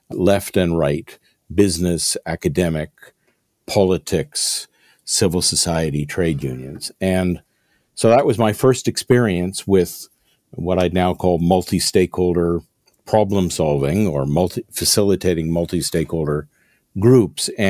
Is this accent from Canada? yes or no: yes; Montreal, Quebec, Canada; moved away as an adult; also born or lived in London; Well, I grew up in Montreal.